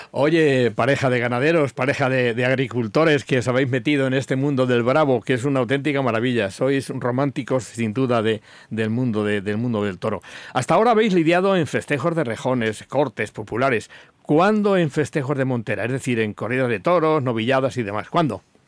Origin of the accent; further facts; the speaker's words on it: Albacete, Castilla-La Mancha, Spain; de mi tierra, de Albacete